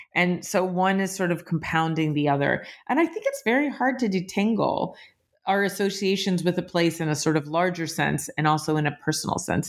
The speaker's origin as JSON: {"language": "English", "region": "Appalachia", "country": "United States", "tie": "born or raised there", "moved": "yes", "said": "I grew up Jewish in Appalachia"}